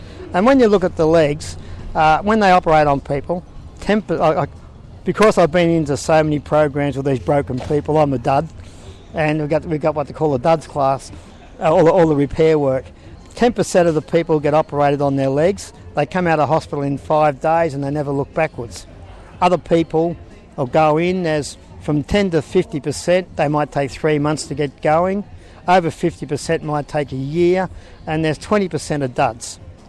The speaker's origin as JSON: {"language": "English", "town": "Sydney", "region": "New South Wales", "country": "Australia", "lives_now": "Ballina, Australia", "said": "Yes, I've been here since 86. I come from Sydney"}